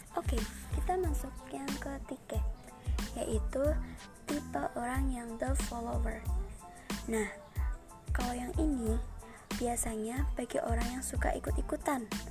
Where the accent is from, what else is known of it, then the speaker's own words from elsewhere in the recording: Kendal, Central Java, Indonesia; Saya lahir di Kendal, dua puluh delapan Juni dua ribu tiga, tepatnya enam belas tahun yang lalu